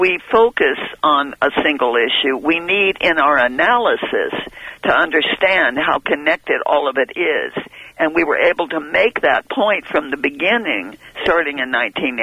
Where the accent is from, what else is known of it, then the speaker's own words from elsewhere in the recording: San Luis Obispo, California, United States; moved away; I came from San Luis Obispo